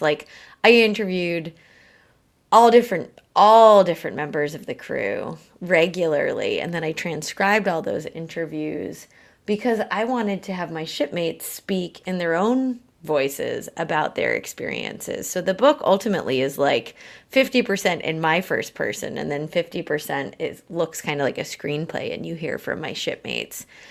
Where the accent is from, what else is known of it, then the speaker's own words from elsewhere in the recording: New England, United States; moved away as an adult; also born or lived in Oregon / Vietnam / Colombia / New York City; I grew up in New England